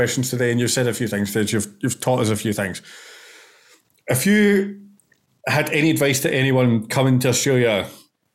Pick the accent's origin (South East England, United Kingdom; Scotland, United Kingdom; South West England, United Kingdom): Scotland, United Kingdom; I'm Scottish.